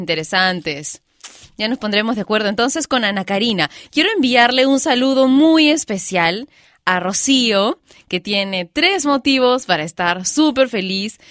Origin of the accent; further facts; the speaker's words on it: Peru; mi país, Perú